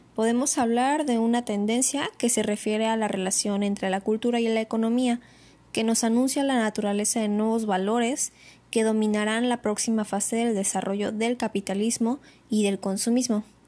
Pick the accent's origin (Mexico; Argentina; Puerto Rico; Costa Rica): Mexico; identificarnos con nuestra cultura y como mexicanos